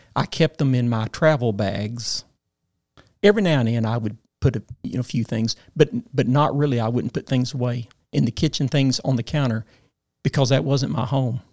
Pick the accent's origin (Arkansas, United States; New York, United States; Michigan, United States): Arkansas, United States; Paragould; lived in my hometown all of my life.